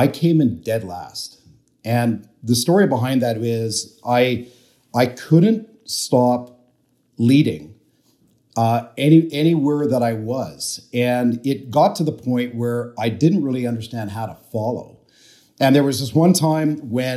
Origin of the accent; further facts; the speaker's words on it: Canada; I grew up in Canada